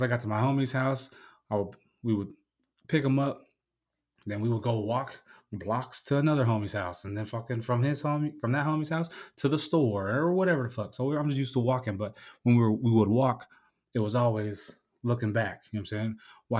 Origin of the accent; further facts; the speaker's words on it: San Diego, California, United States; just growing up in San Diego, like when you walk down the street, because you walk everywhere.